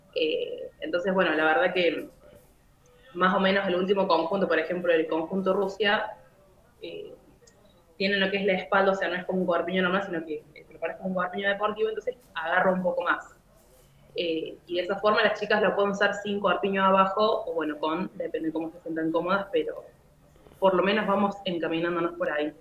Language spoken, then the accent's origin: Spanish; Córdoba, Argentina; soy de Argentina, Córdoba, tengo 23 años.